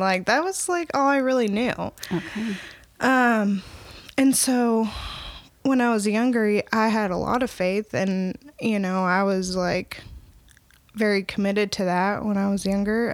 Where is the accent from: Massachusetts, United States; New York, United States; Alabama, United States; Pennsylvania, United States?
Alabama, United States; Opelika; now in Northwest Arkansas, United States; I'm originally from Opelika, Alabama.